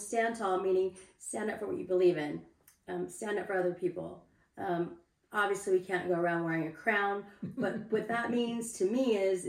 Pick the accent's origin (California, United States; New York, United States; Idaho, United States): California, United States; Santa Barbara; moved away as an adult; also born or lived in North Shore, Hawaii; I'm from Santa Barbara originally. I moved to the North Shore when I was like 19 or 20.